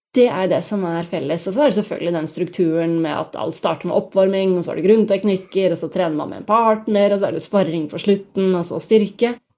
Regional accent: Bærum, Akershus, Norway; moved away; also born or lived in Oslo / Los Angeles; jeg kommer jo fra Bærum, og der begynte jeg å trene taekwondo da jeg var rundt 14 år

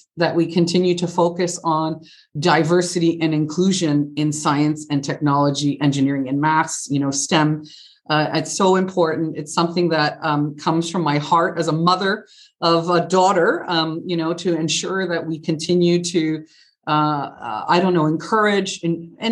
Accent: Canada; moved away as an adult; also born or lived in United Kingdom; now in Germany; I am Canadian, born and raised, and of Italian descent

